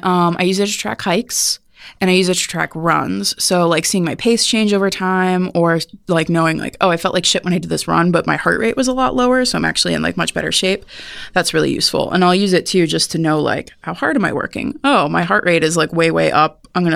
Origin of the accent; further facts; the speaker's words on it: Midwest, United States; I'm from the Midwest, and so, you know, I wasn't used to not having a job.